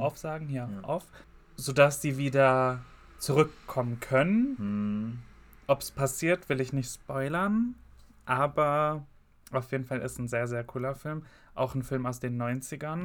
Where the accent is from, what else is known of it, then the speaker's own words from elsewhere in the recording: Gelsenkirchen, North Rhine-Westphalia, Germany; bei uns in Gelsenkirchen war Halloween nie so ein Ding